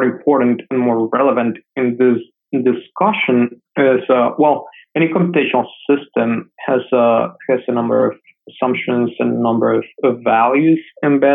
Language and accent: English; Mexico City, Mexico; moved away; I'm from Mexico City originally